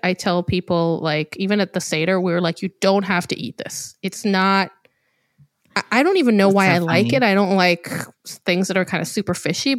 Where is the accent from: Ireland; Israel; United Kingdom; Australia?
Israel; moved away; I was trying really hard to eat kosher for Passover because I actually always have growing up in Israel.